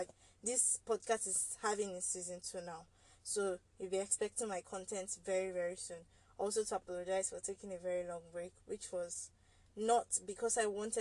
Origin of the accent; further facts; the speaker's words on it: Nigeria; as a Nigerian